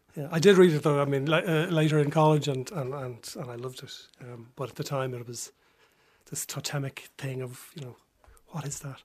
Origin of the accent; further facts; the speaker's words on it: Dublin, Leinster, Ireland; I'm from Dublin